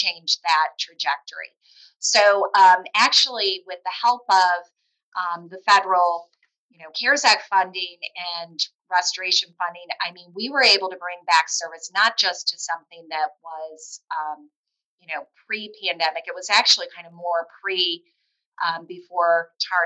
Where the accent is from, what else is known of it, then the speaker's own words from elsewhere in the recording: Toledo, Ohio, United States; moved away; I'm a Glass City boomerang, which means I grew up in Toledo, left, came back.